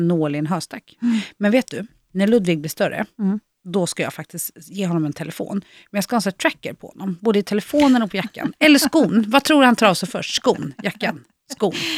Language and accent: Swedish; Vadstena, Östergötland, Sweden; moved away; jag är född och uppvuxen i Vadstena